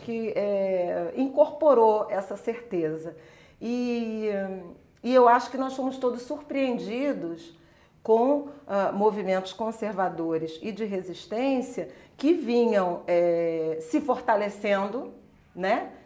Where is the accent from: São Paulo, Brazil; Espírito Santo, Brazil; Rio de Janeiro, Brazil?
Rio de Janeiro, Brazil; eu sou carioca, de Irajá, crescida em Irajá